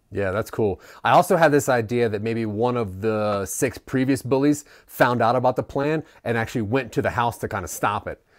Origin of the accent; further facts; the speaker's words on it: Maryland, United States; I'm from Maryland